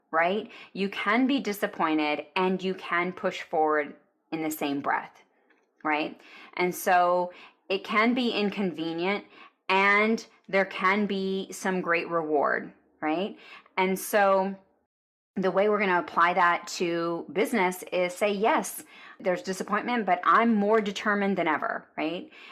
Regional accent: Arlington, Texas, United States; I grew up in Arlington, which is near Dallas, Texas

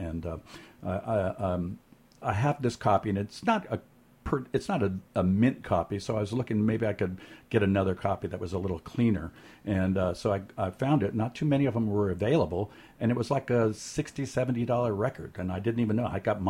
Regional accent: Pasadena, California, United States; moved away as an adult; now in San Francisco, United States; I'm from Pasadena originally, Southern California. I've moved up to San Francisco in 1988, so I've been here for quite a while. It's my home now. It's always been kind of my home.

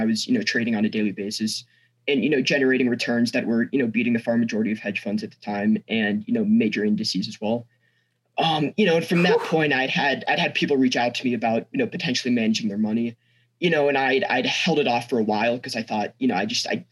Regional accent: Snowmass, Colorado, United States; also born or lived in San Francisco, California; I'm from Snowmass, Colorado. I go to school, Aspen High School. I've lived in Colorado for, you know, the past 14 years, born in San Francisco, California

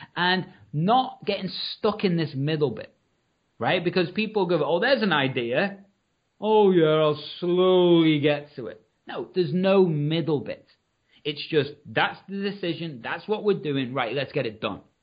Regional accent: Liverpool, North West England, United Kingdom; I'm from Liverpool

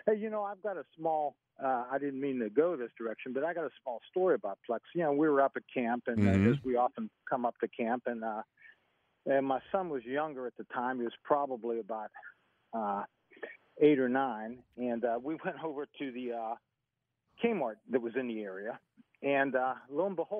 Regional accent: Virginia Beach, Virginia, United States; we're both from Virginia Beach, and we just wanted to say hi.

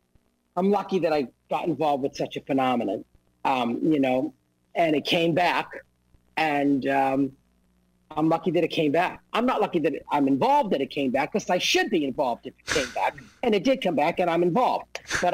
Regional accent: Boston, Massachusetts, United States; now in New York, United States; I'm from Massachusetts, Boston, we say Mario

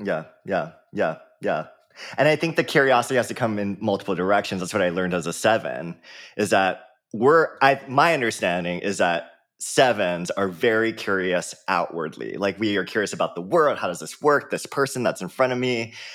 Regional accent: Oahu, Hawaii, United States; I grew up in Hawaii, um, born and raised there on the island of Oahu in a small town

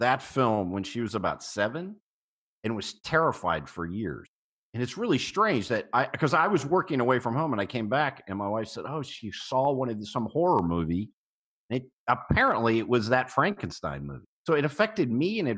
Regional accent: Long Island, New York, United States; moved away; also born or lived in Florida; I was born in Long Island, very close to the Brookhaven National Lab

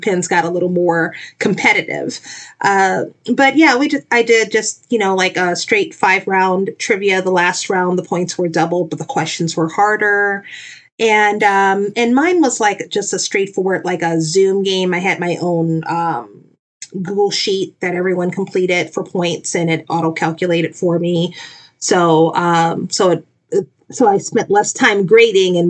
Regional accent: New Orleans, Louisiana, United States; moved away; I'm originally from New Orleans, Louisiana

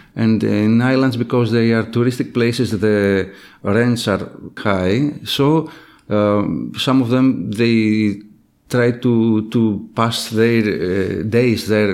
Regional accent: Ioannina, Epirus, Greece; moved away as an adult; now in Thessaloniki, Greece; I'm from Ioannina, a city in northwest, uh, of, uh, Greece, uh, surrounded by mountains, and I came to Thessaloniki at the age of eighteen years old

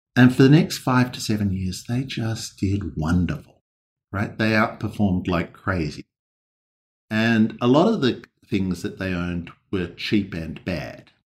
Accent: Australia; accent: Australian; the ones that speak in my accent

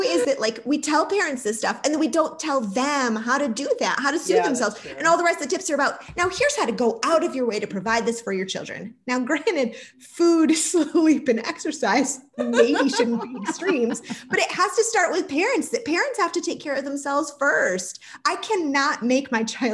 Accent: Syracuse, New York, United States; I grew up in Syracuse, New York

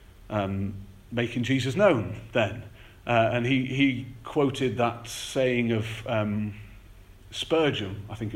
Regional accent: the Wirral, North West England, United Kingdom; now in North Finchley, United Kingdom; I grew up on the Wirral

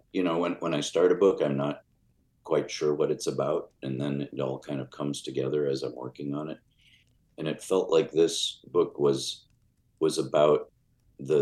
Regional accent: Chicago, Illinois, United States; I had a very kind of mysterious to me childhood growing up in Chicago

